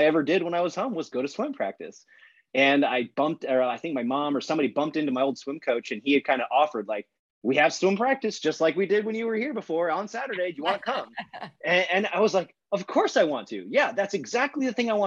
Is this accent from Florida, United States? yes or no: yes; St. Petersburg, Florida, United States; moved away as an adult; near where I grew up in St. Pete, Florida